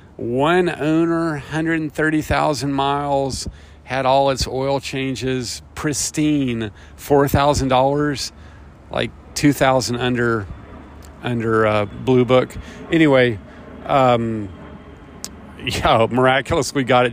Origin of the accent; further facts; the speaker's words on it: Chattanooga, Tennessee, United States; moved away as an adult; also born or lived in Chapel Hill, North Carolina; When I was 18 years old, I left my hometown of Chattanooga, Tennessee